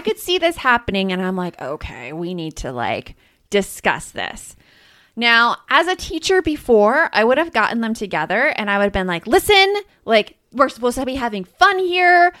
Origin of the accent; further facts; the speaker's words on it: Tucson, Arizona, United States; I grew up in Tucson, just, like, a few hours south of Phoenix